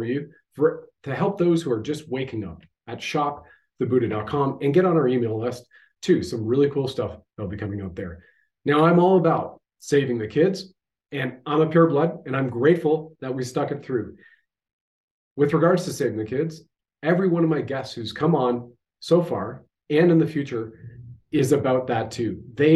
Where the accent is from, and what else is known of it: Canada